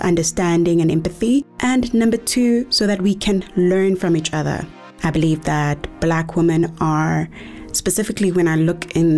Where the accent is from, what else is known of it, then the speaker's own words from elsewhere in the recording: Eastern Cape, South Africa; now in Johannesburg, South Africa; born and bred in the Eastern Cape and now currently residing in Johannesburg